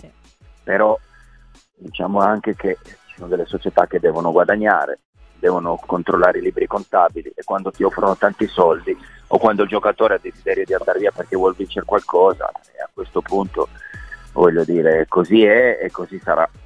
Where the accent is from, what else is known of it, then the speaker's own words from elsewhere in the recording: Turin, Piedmont, Italy; now in Rome, Italy; io sono torinese, vivo a Roma